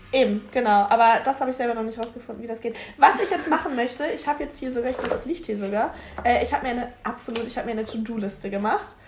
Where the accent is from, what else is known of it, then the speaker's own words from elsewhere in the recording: Hamburg, Germany; ich komme aus Hamburg, also aus dem Rand, am Rande von Hamburg.